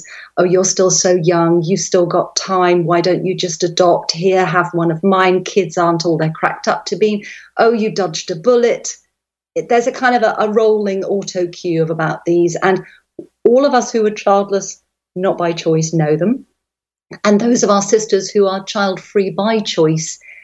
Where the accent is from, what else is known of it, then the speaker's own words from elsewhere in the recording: London, England, United Kingdom; moved away as an adult; now in West Cork, Ireland; I'm a Londoner by birth. I grew up in the countryside and then I moved back there as a young woman